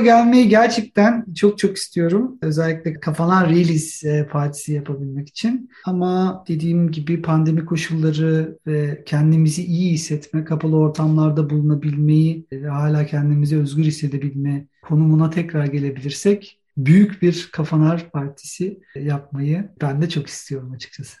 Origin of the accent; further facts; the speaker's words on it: Istanbul, Turkey; moved away as an adult; now in Germany; İstanbul'un son 20 yılda yaşadığı değişim ve doğup büyüdüğüm yerdeki kültürel olarak bütün beslendiğim bütün her şeyin son 20 yılda nasıl değiştiğini görmek